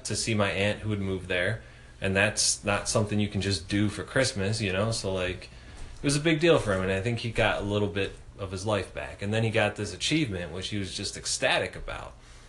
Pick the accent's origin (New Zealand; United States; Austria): United States; Philadelphia, Pennsylvania; I told them I was from Philadelphia, and they asked me if I knew Will Smith. Because everybody in Philly knows each other.